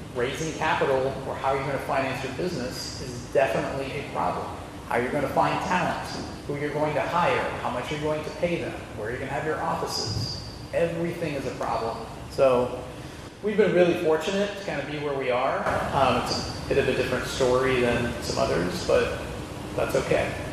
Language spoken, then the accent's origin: English; Dayton, Ohio, United States; also born or lived in Cairo, Egypt; now in Cincinnati, United States; I grew up in Dayton, but I was born in Cairo